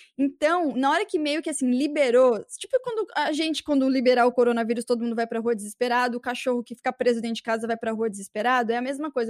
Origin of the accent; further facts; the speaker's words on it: São Paulo, Brazil; eu era da biboca de São Paulo